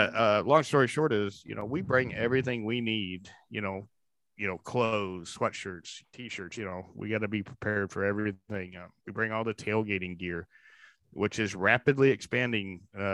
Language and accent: English; Indiana, United States; When we pull in the tailgate, it looks like we're locals, everyone doesn't know that, we're from Northern Indiana, we're setting up our stuff